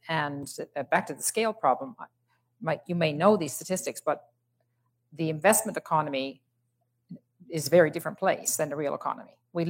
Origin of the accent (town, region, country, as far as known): Fogo Island, Newfoundland and Labrador, Canada; born or raised there